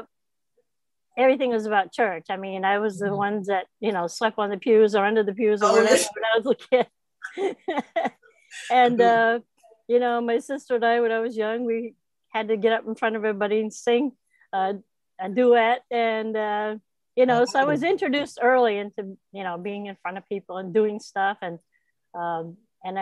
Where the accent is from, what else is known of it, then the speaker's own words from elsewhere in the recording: Old Town, Maine, United States; I was born in Maine, Old Town Maine